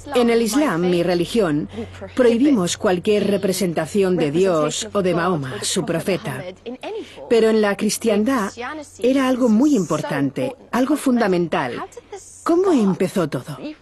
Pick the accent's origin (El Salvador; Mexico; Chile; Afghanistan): Afghanistan; Yo soy de Afganistán